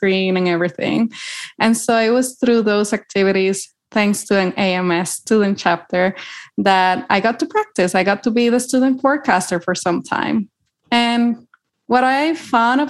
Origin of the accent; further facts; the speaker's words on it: Puerto Rico; moved away as an adult; now in Boulder, United States; am originally from Puerto Rico. I grew up there.